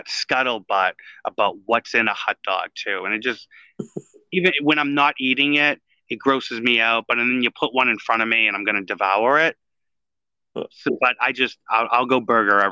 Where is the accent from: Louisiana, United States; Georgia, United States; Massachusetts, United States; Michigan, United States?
Massachusetts, United States; Boston; accent: Boston; now in Florida, United States; my Boston accent